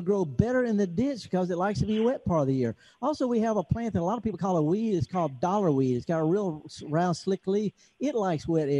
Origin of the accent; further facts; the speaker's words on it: United States; And they won't let me in because I'm from America and the passport says I got COVID.